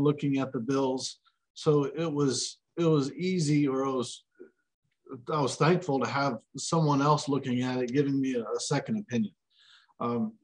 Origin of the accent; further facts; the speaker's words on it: the South, United States; I grew up in the South